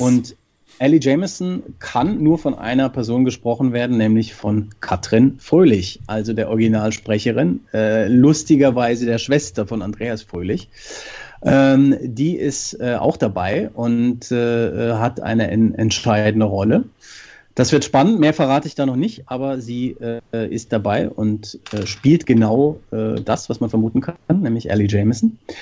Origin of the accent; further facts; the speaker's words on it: Frankfurt, Hesse, Germany; In Frankfurt, was mich sehr freut, meiner Heimat